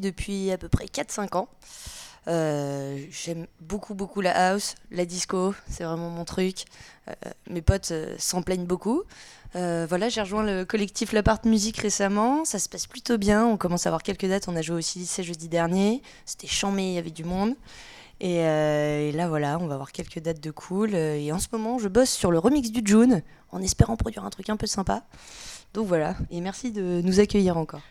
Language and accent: French; Nantes, Pays de la Loire, France; moved away; je viens de Nantes à la base